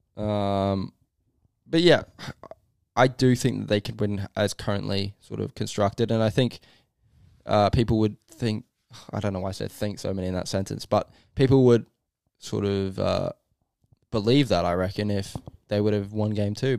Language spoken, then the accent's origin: English; Australia; also born or lived in England; as an Australian